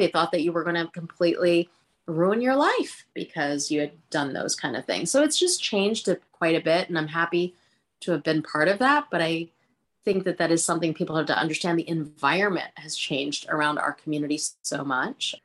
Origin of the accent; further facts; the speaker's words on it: Philadelphia, Pennsylvania, United States; first language Hindi; English is a second language; also born or lived in India / Punjab; I'm from Philadelphia